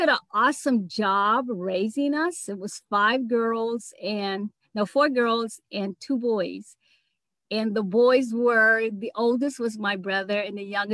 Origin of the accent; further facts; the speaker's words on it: Riviera Beach, Florida, United States; also born or lived in Philadelphia; now in Atlanta, United States; I grew up in Riviera Beach. A lot of people don't know it, but I was actually born in Philadelphia